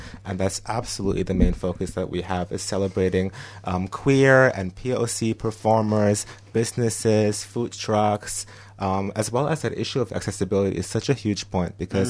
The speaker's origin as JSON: {"language": "English", "region": "Abu Dhabi", "country": "United Arab Emirates", "tie": "born or raised there", "also_born_or_lived": "New Zealand", "moved": "yes", "lives_now": "Melbourne, Australia", "said": "So I grew up between Abu Dhabi and New Zealand. So I spent the majority of my childhood in the UAE. And it is, of course, an Islamic country."}